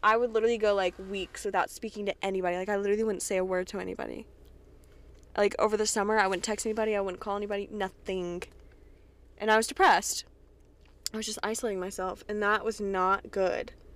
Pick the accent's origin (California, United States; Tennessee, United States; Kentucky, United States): Kentucky, United States; I'm from Kentucky. I'm from Kentucky, where they tell us fourth cousins is okay.